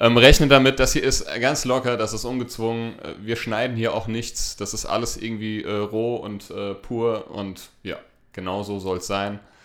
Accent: Hesse, Germany; wir kommen aus Hessen, wir, wir, wir lieben den hessischen äh, Dialekt

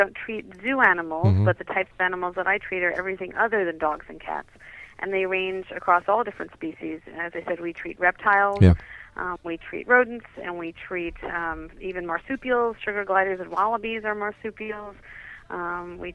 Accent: New York City, New York, United States; I grew up in New York City

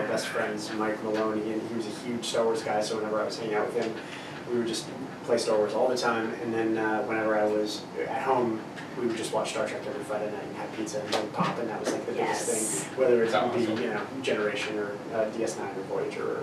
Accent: the Maritimes, Canada; I grew up in the Maritimes

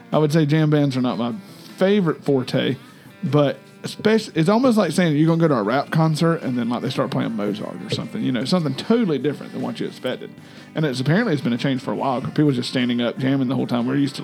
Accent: Macon, Georgia, United States; Oh, yeah, I know Macon. I grew up in Macon.

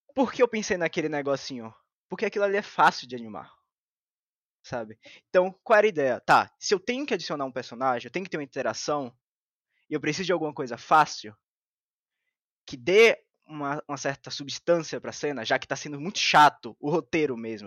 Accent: Bahia, Brazil; eu sou da Bahia

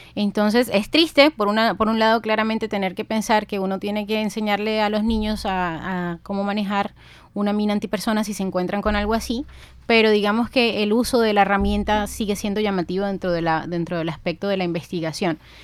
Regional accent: Ciénaga, Magdalena, Colombia; also born or lived in Bogotá; yo nací en la ciudad de Bogotá, de ahí la pinta de cachaca, pero yo soy cienaguera. Desde los siete años me crié en Ciénaga Magdalena

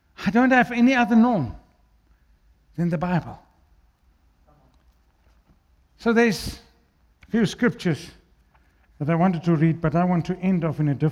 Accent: South Africa; first language Afrikaans; English is a second language; I'm an Afrikaans guy. I'm a Burki. English is my third language. Afrikaans is first

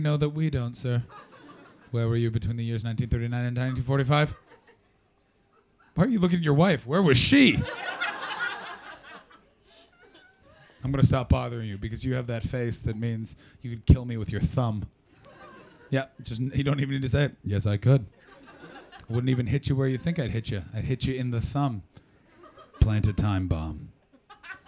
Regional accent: Canada; I'm from Canada

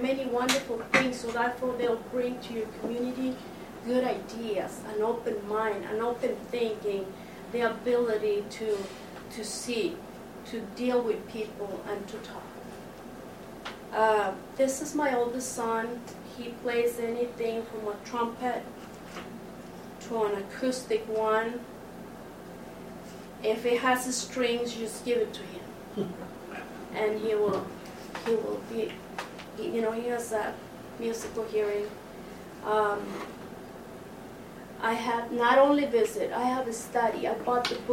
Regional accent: Mexico; now in United States; I was born in Mexico

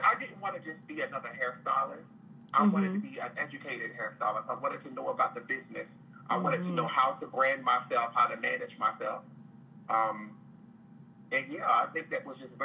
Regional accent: Delaware, United States; moved away as an adult; also born or lived in North Carolina; I'm originally from Delaware.

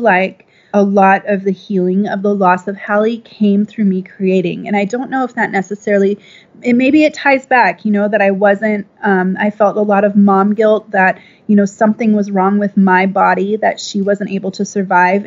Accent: Minnesota, United States; now in Austin, United States; I'm from the Midwest, Minnesota, actually.

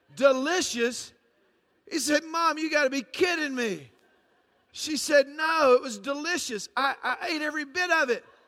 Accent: Atlanta, Georgia, United States; I'm from a, a little city called Atlanta, Georgia

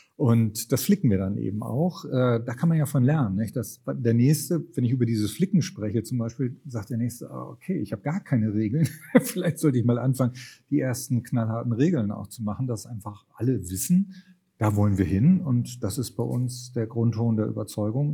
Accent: Lübeck, Schleswig-Holstein, Germany; moved away; also born or lived in Brandenburg; in Lübeck, in meiner Heimatstadt

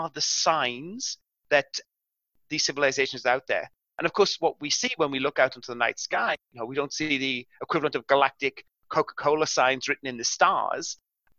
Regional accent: South Wales, United Kingdom; now in New South Wales, Australia; I grew up in the southern area of Wales, which is the old coal fields

